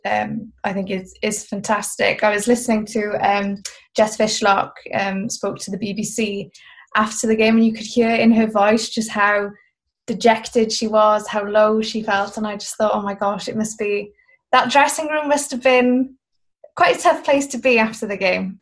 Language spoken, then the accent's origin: English; Wales, United Kingdom; I'm Welsh, support Wales